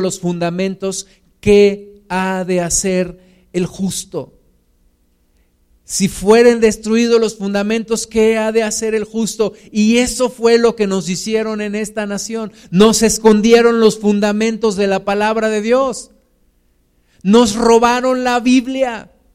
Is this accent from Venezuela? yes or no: no; Mexico; Somos los mismos mexicanos.